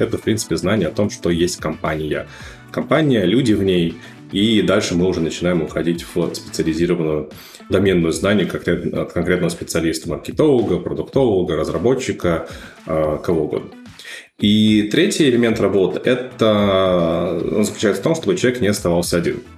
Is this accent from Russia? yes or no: yes; Russia; moved away as an adult; also born or lived in Moscow; now in New York, United States; мы были фаундеры с русскоязычными корнями, мы были все из России